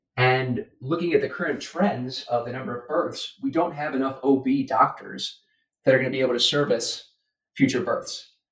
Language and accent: English; United States; as an American